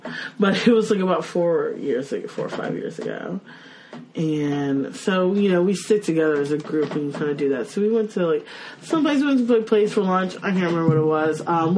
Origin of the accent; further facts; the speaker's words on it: Dallas, Texas, United States; moved away; I grew up in Dallas.